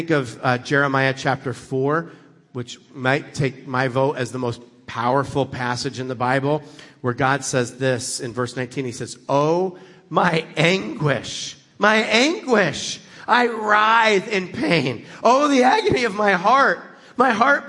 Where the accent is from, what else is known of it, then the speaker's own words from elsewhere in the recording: United States; I grew up in America